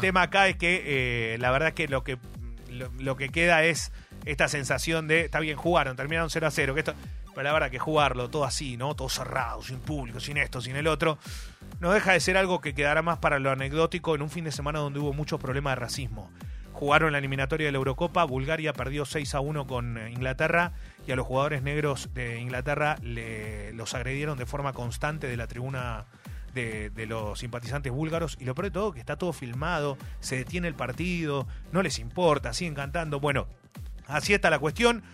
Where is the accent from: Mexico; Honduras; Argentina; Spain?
Argentina; nuestro país